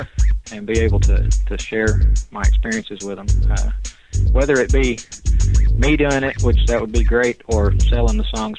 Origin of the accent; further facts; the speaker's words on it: Chattanooga, Tennessee, United States; I'm 40, and I'm from Chattanooga, Tennessee.